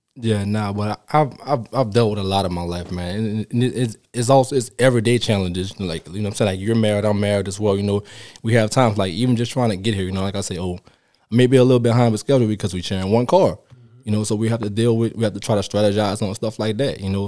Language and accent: English; New Orleans, Louisiana, United States; moved away; I'm from New Orleans, Louisiana. I started playing down there